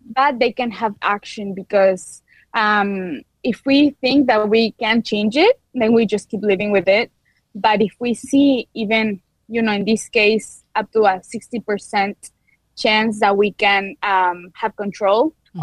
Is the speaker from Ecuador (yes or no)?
yes; Quito, Pichincha, Ecuador; English is a second language; moved away as an adult; now in Peoria, United States; I'm from Quito, Ecuador. So you might notice a little accent